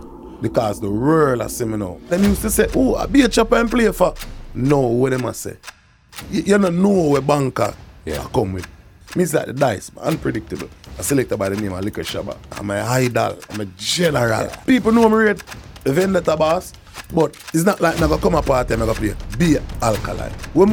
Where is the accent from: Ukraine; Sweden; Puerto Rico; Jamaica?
Jamaica; Kingston; I was born in Kingston, Jamaica, you know, KPH Hospital.